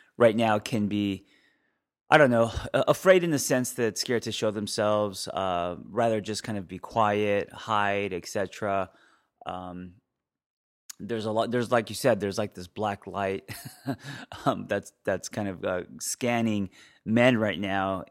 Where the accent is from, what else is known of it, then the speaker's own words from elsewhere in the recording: Los Angeles, California, United States; I grew up in Los Angeles